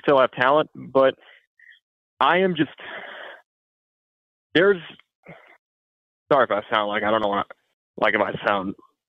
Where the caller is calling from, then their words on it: Bradenton, Florida, United States; I'm calling from Bradenton.